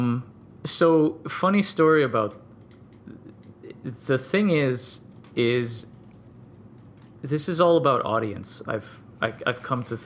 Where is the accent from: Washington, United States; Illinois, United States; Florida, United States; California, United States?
Florida, United States; South; I grew up in South Florida